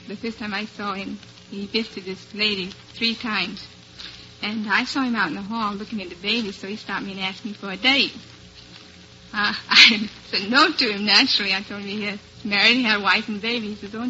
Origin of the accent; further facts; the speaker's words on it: Plymouth, Massachusetts, United States; I'm from Plymouth, Massachusetts.